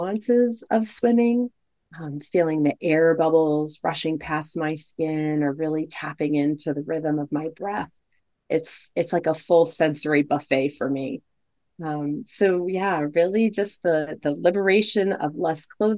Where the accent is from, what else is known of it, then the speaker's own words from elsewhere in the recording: United States; growing up in the United States and also being raised Catholic